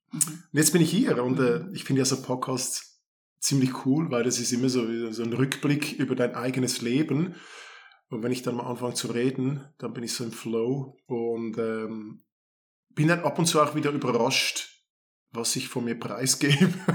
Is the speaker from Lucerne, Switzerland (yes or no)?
no; Kloten, Zurich, Switzerland; Ich bin in Kloten aufgewachsen